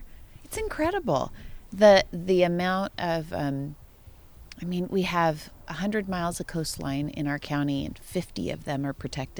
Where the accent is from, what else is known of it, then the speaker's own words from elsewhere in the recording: Nipomo, California, United States; I grew up in Napomo and I never spent time out there.